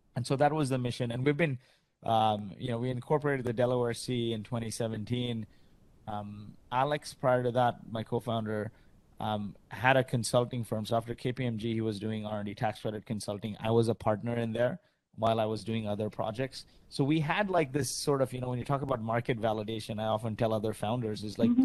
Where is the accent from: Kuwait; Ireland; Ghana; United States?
Kuwait; moved away; also born or lived in Canada; I grew up in Kuwait. My parents are from India